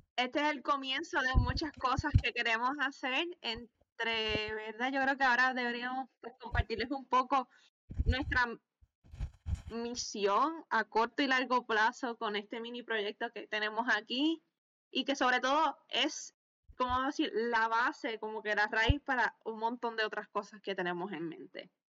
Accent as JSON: {"language": "Spanish", "town": "Lares", "country": "Puerto Rico", "moved": "yes", "lives_now": "Alabama, United States", "said": "estoy en Alabama, pero soy de Lares, Puerto Rico"}